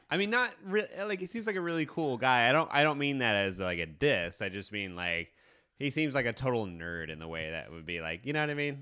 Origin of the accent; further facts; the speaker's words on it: Kansas City, United States; I'm from Kansas City